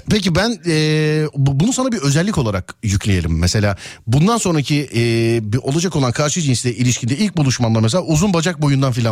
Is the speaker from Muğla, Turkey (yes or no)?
yes; Köyceğiz, Muğla, Turkey; Ben Muğla, Muğla Köyceğiz abicim.